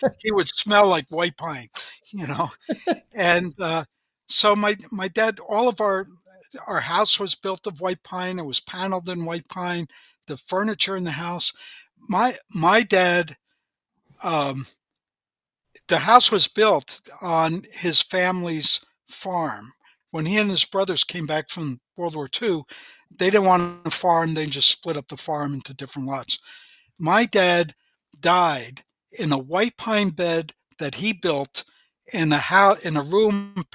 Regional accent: northern New Jersey, United States; moved away as an adult; also born or lived in Wisconsin / Northwoods (Minnesota); I grew up, though, in northern New Jersey

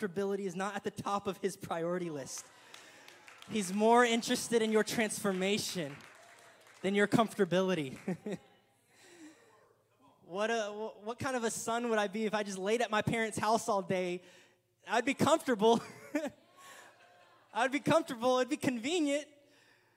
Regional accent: Killeen, Texas, United States; our hometown where we grew up in Killeen

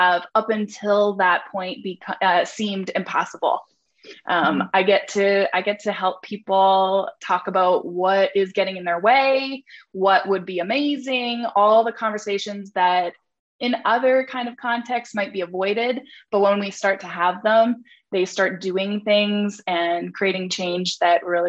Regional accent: Calgary, Alberta, Canada; accent: Canadian; I'm from Calgary, Alberta, Canada. If you didn't already hear the Canada in my accent.

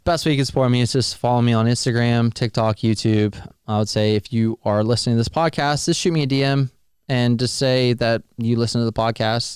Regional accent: near Jacksonville, Florida, United States; I was born and raised near Jacksonville

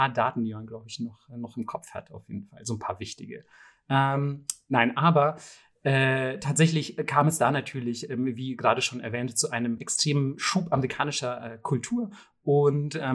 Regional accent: Bavaria, Germany; kann ich als Bayer natürlich sehr gut relaten.

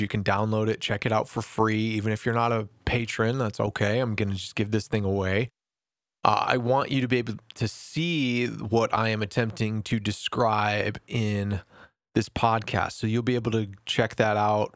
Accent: United States; As an American

